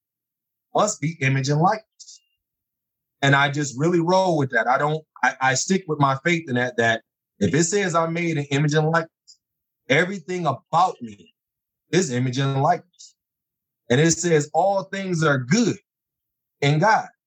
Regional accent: Detroit, Michigan, United States; now in Phoenix, United States; I'm from the Detroit area

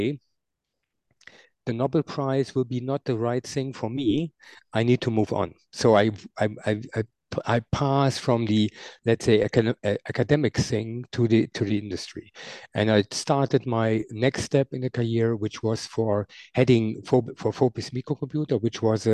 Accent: near Düren, North Rhine-Westphalia, Germany; I grew up in Nidau. That's a small, very, very small village close to Düren, where I'm living now

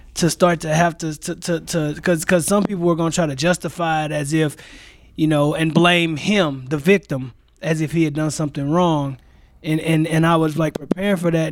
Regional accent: St. Louis, Missouri, United States; moved away as an adult; now in Green Bay, United States; I am born and raised in Saint Louis, Missouri

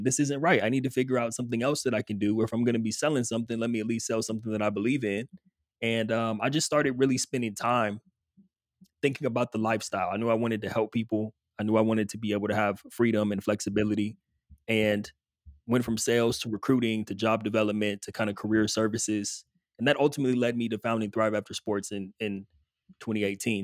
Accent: Southern California, United States; moved away as an adult; grew up in Southern California

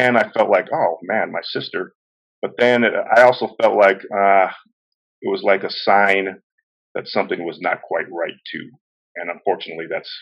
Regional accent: Kailua, Hawaii, United States; I grew up in Kailua, always been a Kailua boy.

